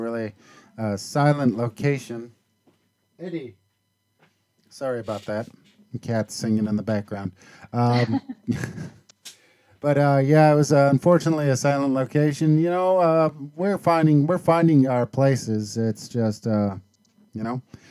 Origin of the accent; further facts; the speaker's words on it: Seattle, Washington, United States; I'm from Seattle